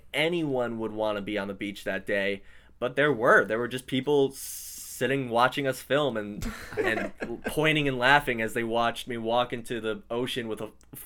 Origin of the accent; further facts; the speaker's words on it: New York City, New York, United States; also born or lived in New Jersey; Well, I've lived here all my life. So I grew up I was born in Manhattan and raised here. I've lived on the Upper West Side most of my life.